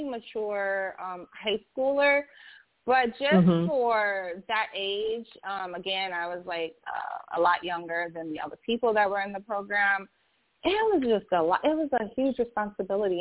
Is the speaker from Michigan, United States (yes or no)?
yes; Michigan, United States; moved away as an adult; also born or lived in North Carolina; I'm from Michigan, and I had to go to North Carolina to the school